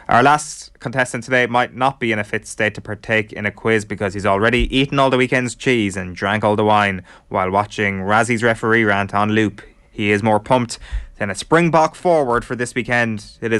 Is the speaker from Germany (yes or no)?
no; Ireland; we as Irish people